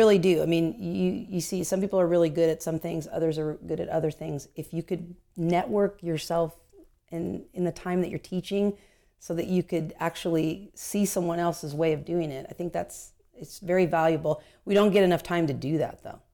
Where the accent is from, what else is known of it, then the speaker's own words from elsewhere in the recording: Anaheim, California, United States; I was born and raised in Anaheim